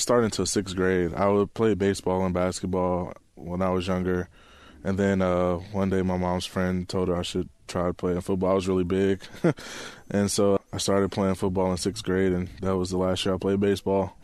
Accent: Chicago, Illinois, United States; moved away as an adult; also born or lived in Arizona; now in Seattle, United States; I'm from Chicago

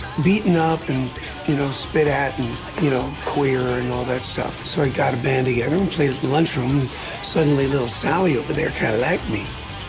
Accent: New York, United States; I grew up in the Bronx.

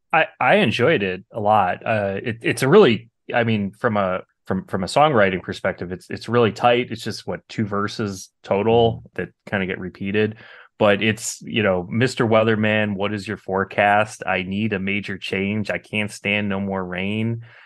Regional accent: New Jersey, United States; also born or lived in New York; I was actually born in New York, grew up in Jersey.

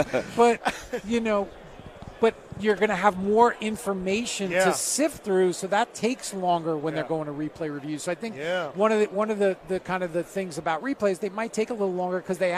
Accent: New York, United States; I grew up in New York.

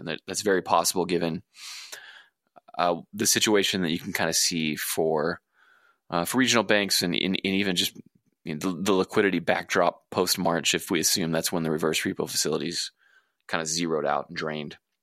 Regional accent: southwest of Houston, Texas Gulf Coast, United States; moved away; my hometown, down southwest of Houston on the coast

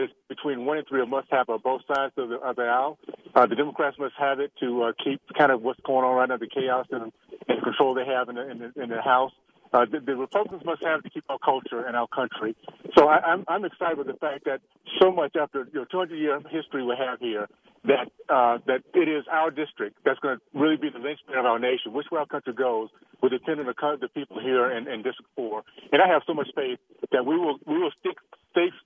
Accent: Tallahassee, Florida, United States; now in Utah, United States; the values I grew up with in Tallahassee, Florida, back in the long ago, deep south

